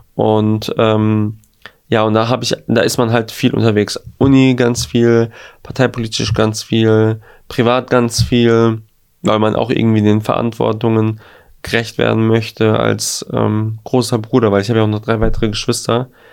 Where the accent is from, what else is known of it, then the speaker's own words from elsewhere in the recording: Gelsenkirchen, North Rhine-Westphalia, Germany; in Gelsenkirchen, in meiner Stadt Geleg